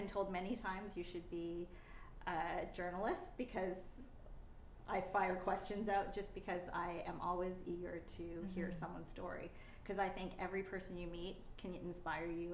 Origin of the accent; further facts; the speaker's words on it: Waterloo, Ontario, Canada; also born or lived in Japan; growing up in Waterloo